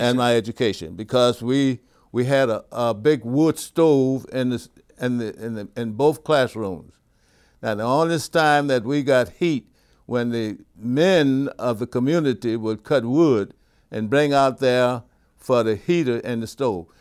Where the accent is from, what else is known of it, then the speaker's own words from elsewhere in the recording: Zachary, Louisiana, United States; also born or lived in Baton Rouge, Louisiana / Scotlandville, Louisiana; I grew up in, uh, East Baton Rouge Parish as well, but you can call it Zachary, Louisiana.